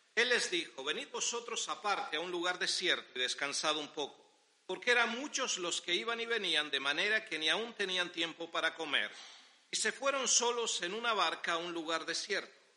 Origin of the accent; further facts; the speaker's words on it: Las Palmas, Canary Islands, Spain; somos de Las Palmas